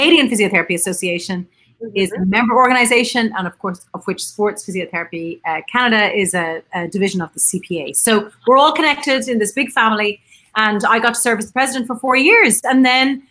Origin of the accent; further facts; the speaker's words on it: Ireland; I'm an Irish physiotherapist. I'm sitting in Trinity College in Dublin